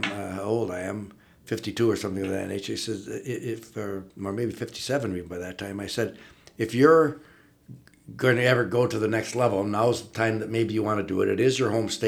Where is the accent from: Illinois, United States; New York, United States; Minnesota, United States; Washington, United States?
Minnesota, United States; Northern; moved away as an adult; also born or lived in Wisconsin / Miami, Ohio; I'm from Northern Minnesota, so I'm going to go back, visit family and others as well